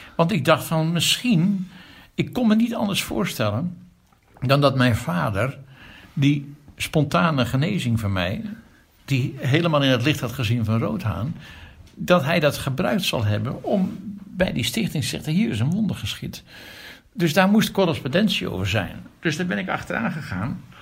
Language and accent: Dutch; Amsterdam, North Holland, Netherlands; ik ben geboren in een dorp, katholiek Amsterdam Zuid, jaren 50. Daar ben ik opgegroeid